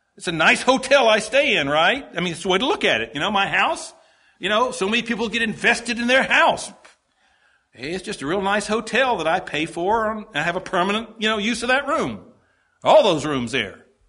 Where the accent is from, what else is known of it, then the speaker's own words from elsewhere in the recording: Greenville, South Carolina, United States; I was born in Greenville, South Carolina